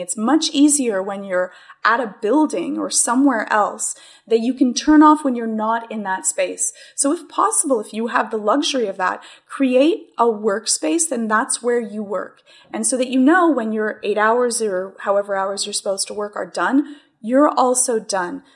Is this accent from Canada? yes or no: yes; Canada; as being the Canadian